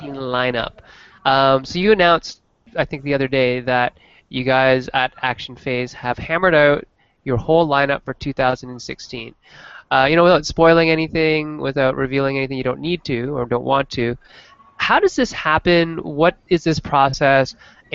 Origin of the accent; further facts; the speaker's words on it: Canada; I'm Canadian